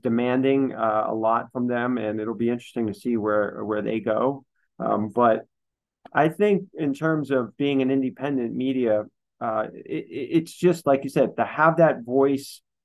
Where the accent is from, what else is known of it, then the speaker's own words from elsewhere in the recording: New York City, New York, United States; I grew up in the New York City area